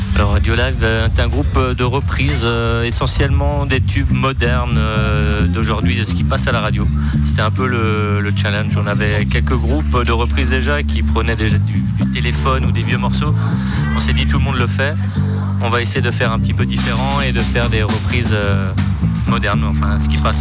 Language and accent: French; Sélestat, Grand Est, France; je suis natif de Célesta